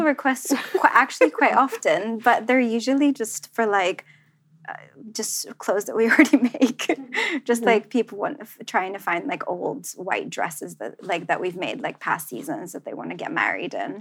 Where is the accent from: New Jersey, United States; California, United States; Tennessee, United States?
New Jersey, United States; Central; now in London, United Kingdom; growing up in New Jersey, I did mm-hmm. not know, I didn't have anything like vintage or like, you know, it was like the mall.